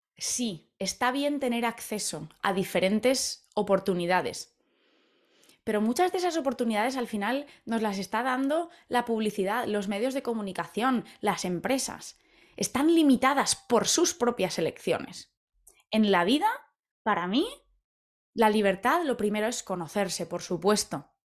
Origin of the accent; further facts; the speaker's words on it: Valencia, Valencian Community, Spain; moved away as an adult; hace ya 10 años que me fui de Valencia, de mi hogar en España